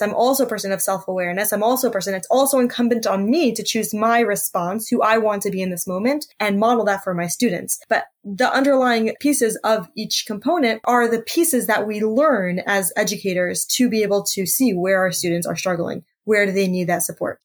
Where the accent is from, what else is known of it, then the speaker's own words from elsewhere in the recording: United States; I'm from the States